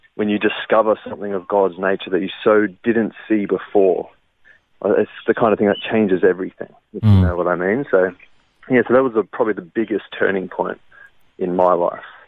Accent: Brisbane, Queensland, Australia; also born or lived in Wellington, New Zealand; the bulk of my life was growing up in Brisbane, around the north side area

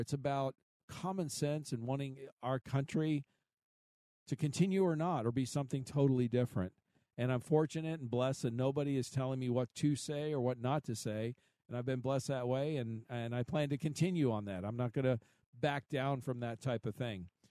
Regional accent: Kansas City, Missouri, United States; my hometown is Kansas City

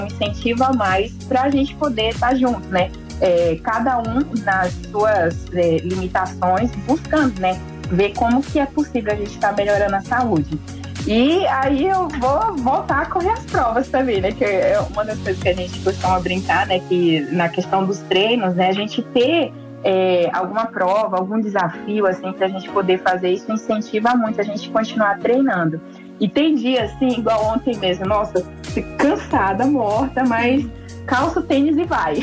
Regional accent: interior of Pará, Brazil; moved away; lá na, na cidadezinha onde eu cresci. Bem no interiorzinho lá do Pará

